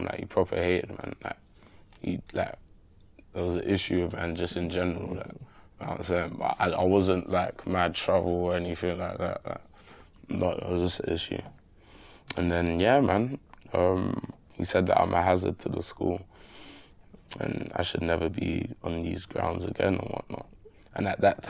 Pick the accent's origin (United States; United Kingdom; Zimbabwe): United Kingdom; London; I'm from Manor House.